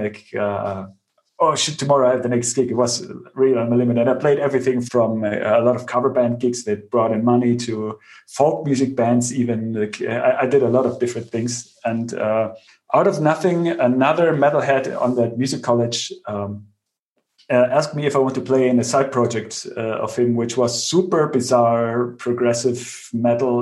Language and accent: English; Bavaria, Germany; I grew up in Bavaria on the countryside